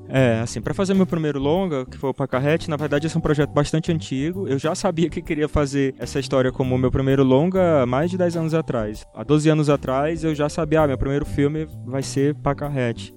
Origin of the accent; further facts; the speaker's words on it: Russas, Ceará, Brazil; moved away; also born or lived in Rio de Janeiro; Eu nasci em Russas, Sertão, uma cidade a duas horas e meia de Fortaleza